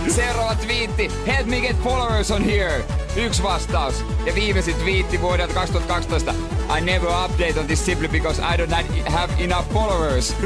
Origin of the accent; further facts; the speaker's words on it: Seinäjoki, South Ostrobothnia, Finland; mä oon seinältä kotoisin